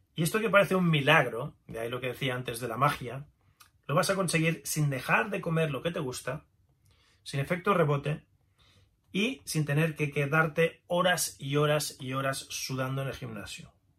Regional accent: Pamplona, Navarre, Spain; soy autor de varios libros de medicina china, kung fu, nací en Pamplona, España, en 1970

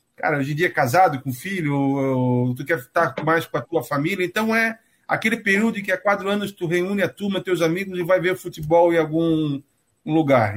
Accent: Florianópolis, Santa Catarina, Brazil; accent: manezinho; also born or lived in Curitiba; moro em Florianópolis desde antes de eu nascer, estou aqui até hoje

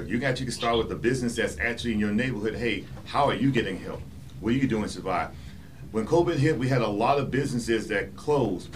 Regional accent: Charleston, South Carolina, United States; accent: Southern; now in Colorado Springs, United States; I'm from South Carolina. I'm Charleston.

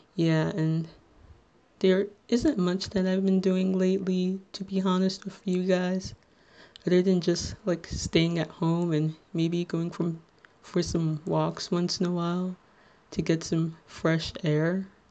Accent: Little Ferry, New Jersey, United States; I am from Little Ferry, New Jersey, which, if you're not familiar with, it's in Bergen County, the neighboring town between Hackensack and Teaneck

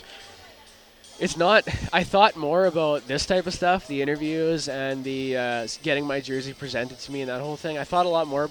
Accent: Swift Current, Saskatchewan, Canada; I'm from Swift Current, Saskatchewan area originally, and we, you know, the Swift Current Bronco tragedy from the 80s, that happened before I was born, and that's been a part of my life growing up

